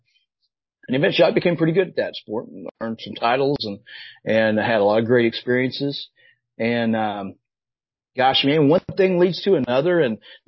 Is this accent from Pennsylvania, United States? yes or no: no; Southern Illinois, United States; moved away; I grew up in Southern Illinois, by the way, nowhere near Chicago, all the way down the southern part of the state.